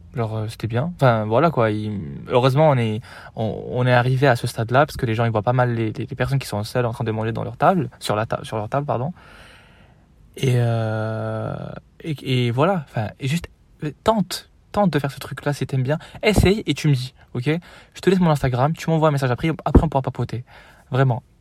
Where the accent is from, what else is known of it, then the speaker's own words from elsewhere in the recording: Morocco; moved away as an adult; also born or lived in Marseille, France; now in France; J'ai quitté le Maroc il y a 4 ans du coup, en 2020